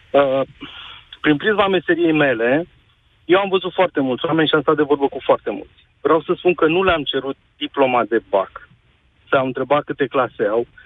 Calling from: Bucharest, Romania; sunt din București și parcă ai pus uh, punctul pe ei cu, cu subiectul de astăzi.

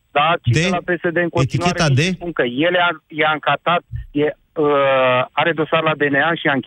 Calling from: Timișoara, Timiș County, Romania; sunt din Timișoara.

